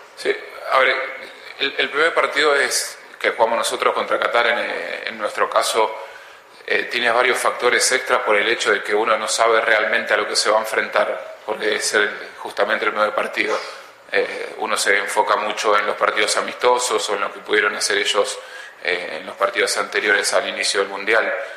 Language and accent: Spanish; Ecuador; Acá somos todos ecuatorianos